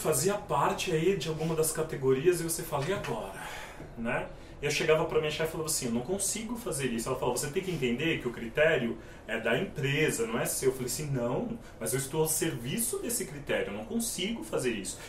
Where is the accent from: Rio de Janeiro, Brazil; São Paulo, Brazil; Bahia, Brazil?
São Paulo, Brazil; eu sou da periferia de São Paulo, da região do Capão Redondo